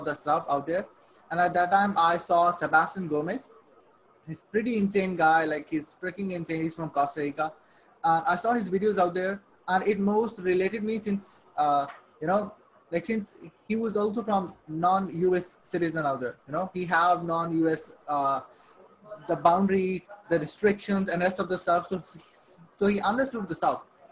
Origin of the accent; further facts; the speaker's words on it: Saudi Arabia; moved away as an adult; also born or lived in Pakistan; I'm born and raised in Saudi Arabia. Okay, I lived there for like 18 years.